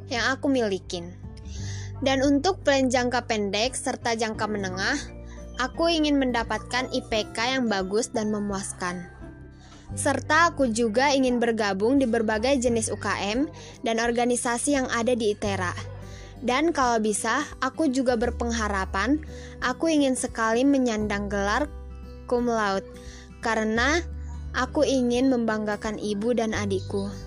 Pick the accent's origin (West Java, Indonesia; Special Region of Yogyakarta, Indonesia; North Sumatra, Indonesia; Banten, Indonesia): North Sumatra, Indonesia; Aku berasal dari Sumatera Utara